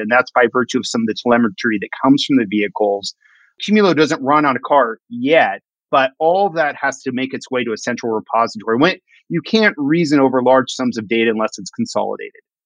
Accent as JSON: {"language": "English", "town": "Los Angeles", "region": "California", "country": "United States", "tie": "born or raised there", "moved": "as an adult", "lives_now": "Seattle, United States", "said": "I grew up in Los Angeles and I moved to Seattle when I was about 20 years old"}